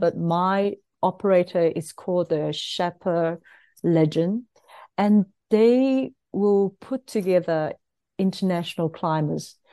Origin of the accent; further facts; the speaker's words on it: South Africa; as us, as South African